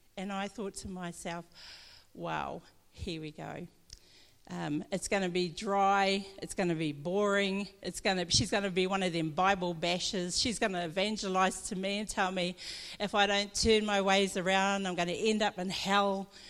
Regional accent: Omapere, Northland, New Zealand; grew up in Northland, I'm Māori, and I come from Omapere, which is up in Hokianga

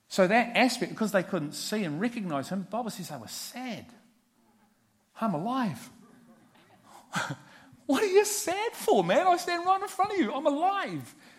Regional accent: Liverpool, North West England, United Kingdom; I'm from Liverpool. it's in the blood.

